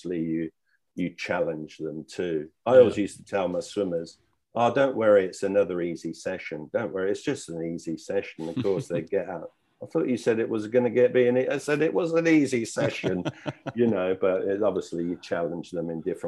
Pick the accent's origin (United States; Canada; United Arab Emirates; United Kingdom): United Kingdom; now in Australia; And what I observed when I came from Britain is that Australia has a winning mentality.